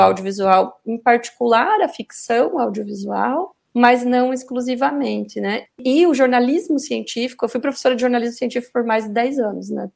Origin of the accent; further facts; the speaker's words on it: Rio Negro, Paraná, Brazil; also born or lived in Santa Catarina; now in Curitiba, Brazil; Eu vim do interior do Paraná, então eu nasci em Rio Negro, que é uma cidade aqui pertinho de Curitiba.